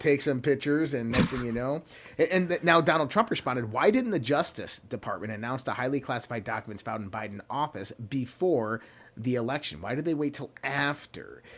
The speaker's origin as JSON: {"language": "English", "country": "United States", "said": "American citizens"}